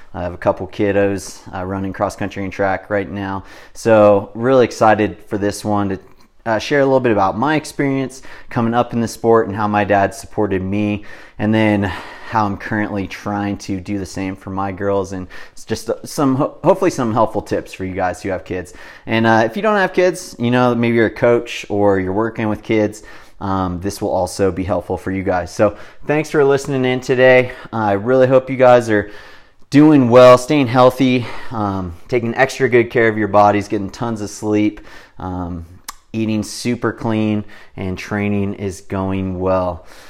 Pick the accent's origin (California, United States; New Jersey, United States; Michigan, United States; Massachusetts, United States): California, United States; Big Bear Lake; growing up in Big Bear Lake